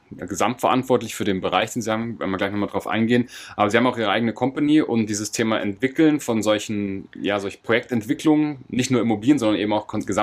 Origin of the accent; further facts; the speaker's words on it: Munich, Bavaria, Germany; Ich komme eigentlich